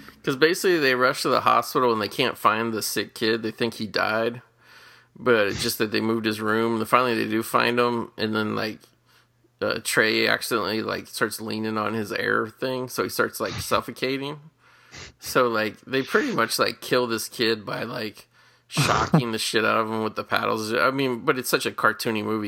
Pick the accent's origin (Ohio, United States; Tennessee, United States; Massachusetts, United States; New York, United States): Ohio, United States; Cincinnati; my hometown Cincinnati